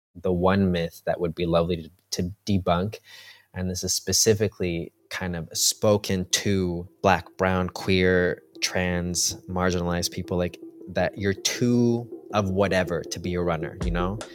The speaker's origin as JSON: {"language": "English", "country": "Colombia", "also_born_or_lived": "New York", "moved": "yes", "lives_now": "Berlin, Germany", "said": "we're from Colombia"}